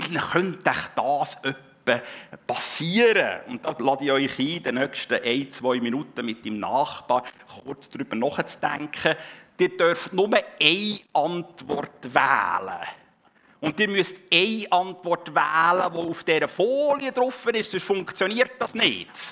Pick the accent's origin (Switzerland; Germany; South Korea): Switzerland; wir als Schweizer